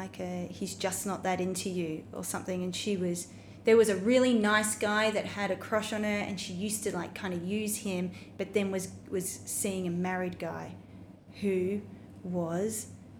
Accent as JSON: {"language": "English", "country": "Australia", "said": "As an Australian"}